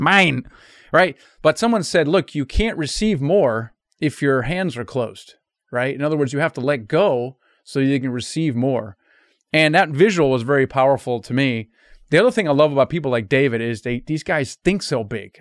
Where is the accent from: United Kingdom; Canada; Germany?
Germany; first language German; English is a second language; moved away; I'm actually literally, originally from Germany, was my first language.